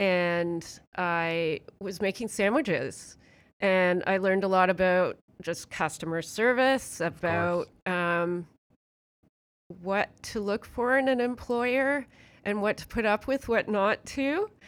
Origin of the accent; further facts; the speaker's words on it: Hamilton, Ontario, Canada; born there; So I was born technically in Hamilton, in a hospital in Hamilton, although my parents were living in Burlington.